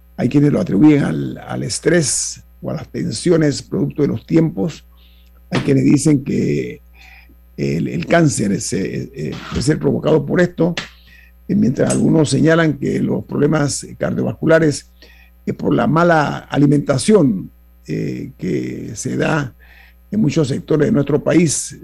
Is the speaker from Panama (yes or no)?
yes; Panama